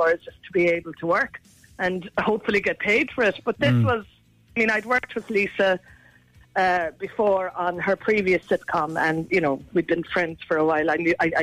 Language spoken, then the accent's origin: English; Aghabullogue, Munster, Ireland; I'm from Arhala